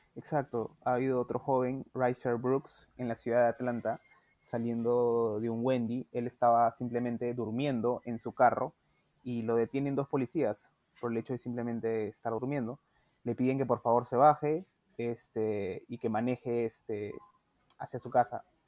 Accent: Peru

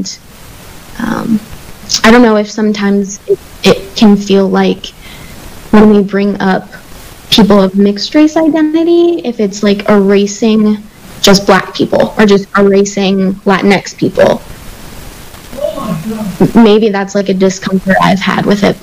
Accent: New Mexico, United States; I grew up in New Mexico.

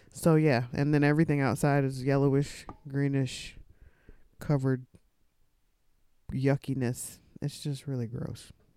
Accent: Texas, United States; when I was a kid, growing up in Texas.

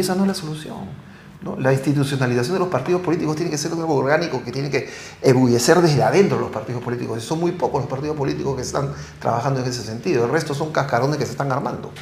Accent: Peru; nosotros tenemos que hacer como peruanos

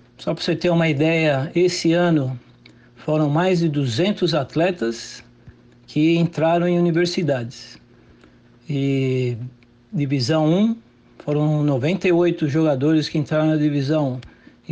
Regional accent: Brazil; moved away as an adult; now in United States; Eu tive a oportunidade de crescer nesse ramo do futsal, no círculo militar, com vários atletas né, famosos e amizade até hoje, que eu saí com 19 anos do Brasil

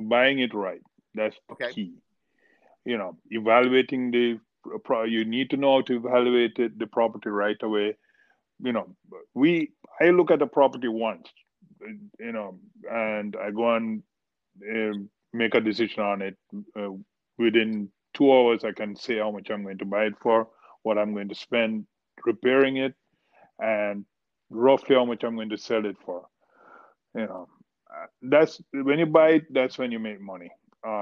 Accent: Jamaica; moved away as an adult; also born or lived in India / Miami Shores; now in South Florida, United States; I was born in India, grew up in Jamaica

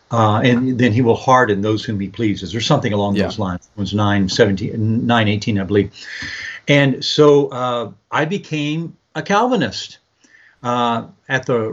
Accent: San Antonio, Texas, United States; I'm from San Antonio, and I was raised here born and raised here in San Antonio, Texas.

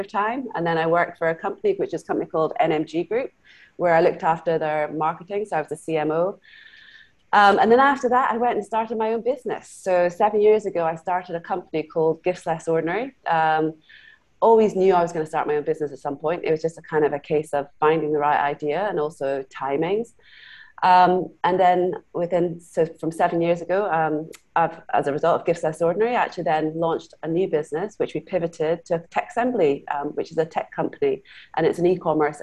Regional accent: Scotland, United Kingdom; moved away as an adult; also born or lived in Glasgow / London; now in Singapore; I was actually grew up in Scotland. I'm half Canadian, half Scottish

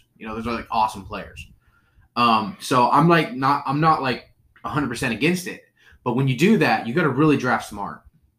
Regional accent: Michigan, United States; from Michigan.

